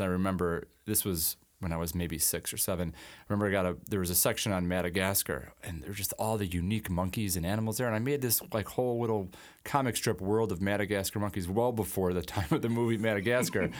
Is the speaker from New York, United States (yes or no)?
yes; Alden, New York, United States; I grew up in Alden, um, you know, grew up in the Buffalo area